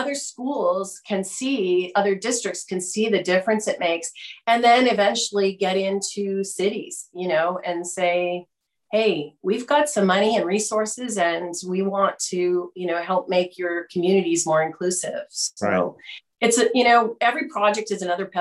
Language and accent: English; Fallbrook, California, United States; also born or lived in Michigan / Orange County / Los Angeles County; I was born in Michigan, but my family moved out to Fallbrook when I was four. So in 63, I'm pretty much a California kid